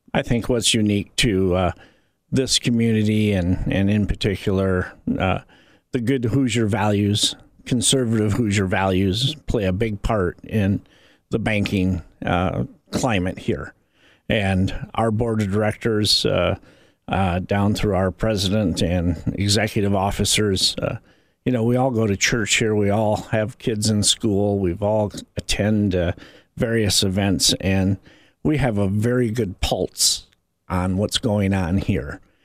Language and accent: English; Indiana, United States; somebody that has grown up and lived in this community for 30 years